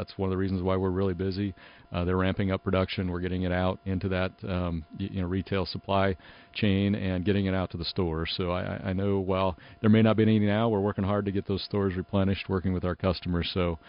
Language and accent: English; Midwest, United States; you know, I'm from the Midwest, so it's the human nature.